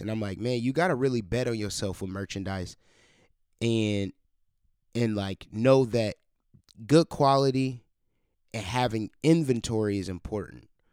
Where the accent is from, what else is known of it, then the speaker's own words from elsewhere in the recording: Cleveland, Ohio, United States; moved away as an adult; now in Columbus, United States; in my hometown, Cleveland, Ohio